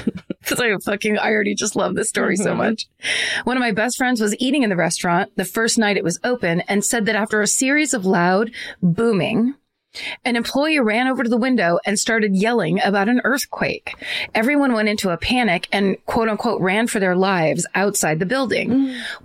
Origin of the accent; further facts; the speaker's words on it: Meridian, Mississippi, United States; But anyway, I'm going to go with I'm from Meridian, Mississippi.